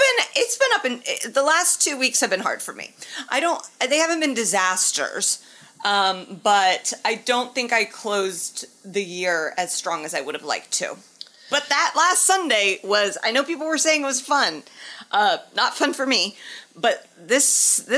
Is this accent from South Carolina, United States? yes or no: no; Indianapolis, Indiana, United States; moved away; being in my hometown